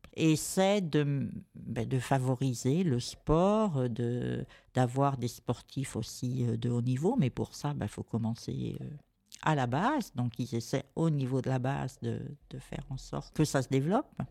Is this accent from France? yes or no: yes; France; also born or lived in San Marino; je suis né en France quand même, mais j'ai été vraiment élevé avec la transmission de l'amour du pays quitté